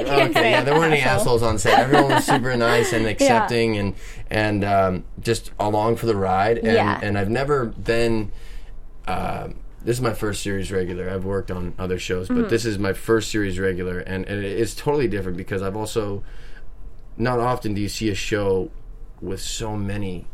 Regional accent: New Hampshire, United States; I'm from New Hampshire

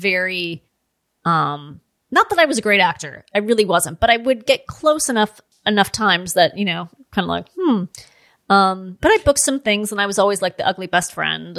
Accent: Los Angeles, California, United States; I grew up in Los Angeles.

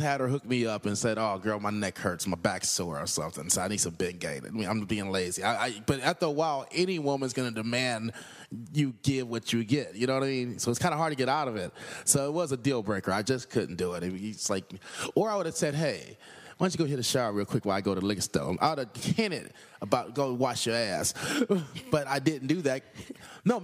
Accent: Los Angeles, California, United States; I'm from South Central L.A.

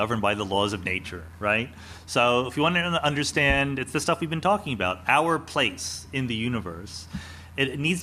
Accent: Outside Philadelphia, Pennsylvania, United States; moved away; Outside Philadelphia

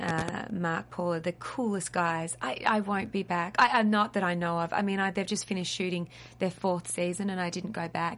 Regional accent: Australia; accent: Australian; I'm really Australian

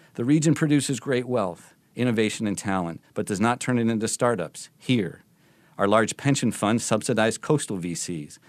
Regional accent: Michigan, United States; my home state of Michigan

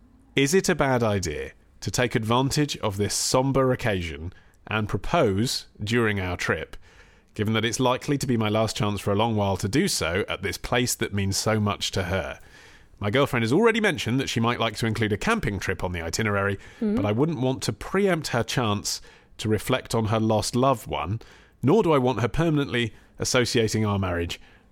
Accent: New Orleans, Louisiana, United States; Since we live far away from Montana in my hometown of New Orleans, and will for the foreseeable future

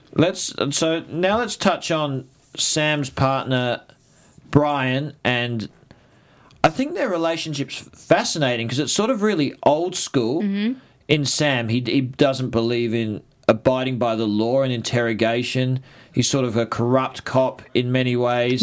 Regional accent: Australia; I'm an Australian.

